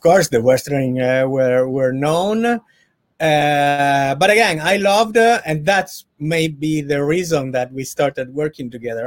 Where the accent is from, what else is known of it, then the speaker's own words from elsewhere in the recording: Turin, Piedmont, Italy; English is a second language; moved away as an adult; now in Los Angeles, United States; my hometown in Italy, from Turin